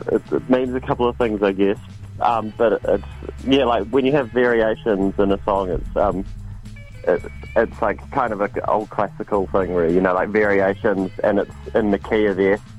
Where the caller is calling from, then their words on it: Auckland, New Zealand; Uh well I'm in Auckland.